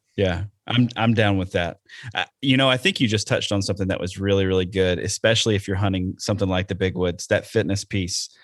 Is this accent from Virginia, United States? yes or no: no; Alabama, United States; now in Wisconsin, United States; I'm from Alabama and that's what we did down there